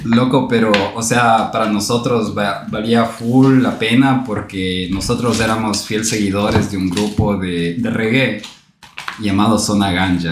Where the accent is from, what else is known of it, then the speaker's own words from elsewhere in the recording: Quito, Pichincha, Ecuador; nosotros éramos ya tres jóvenes, o sea, quiteños.